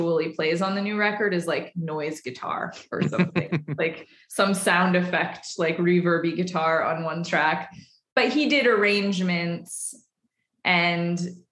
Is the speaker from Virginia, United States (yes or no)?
no; Nevada City, California, United States; moved away; also born or lived in Portland; We're both from Nevada City, California